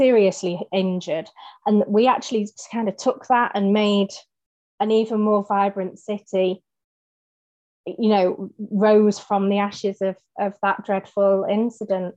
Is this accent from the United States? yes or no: no; Manchester, North West England, United Kingdom; being a Mancunian